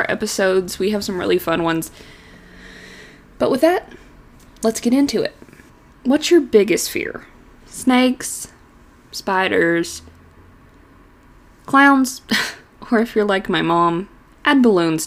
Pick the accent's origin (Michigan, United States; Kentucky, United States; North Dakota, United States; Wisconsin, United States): Kentucky, United States; Eastern; I'm an Appalachian native myself, hailing from Eastern Kentucky